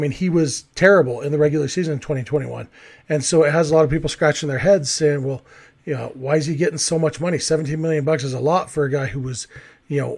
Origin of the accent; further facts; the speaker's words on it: California, United States; moved away as an adult; now in Utah, United States; I still think of myself as a Californian, even though I've been here in Utah for a long time